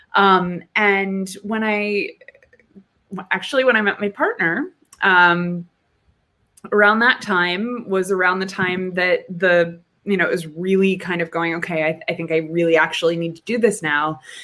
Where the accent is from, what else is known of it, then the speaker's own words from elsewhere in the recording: New Hampshire, United States; moved away; I'm from New Hampshire